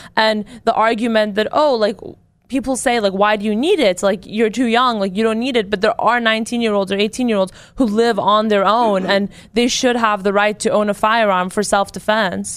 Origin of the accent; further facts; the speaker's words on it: California, United States; I'm from California